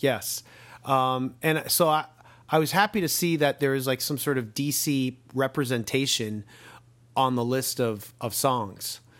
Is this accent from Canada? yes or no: yes; Canada; as a Canadian